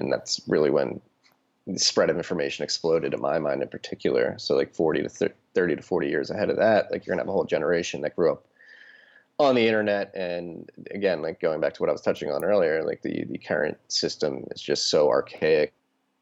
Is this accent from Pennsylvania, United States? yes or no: yes; Philadelphia, Pennsylvania, United States; moved away; I'm from Philadelphia originally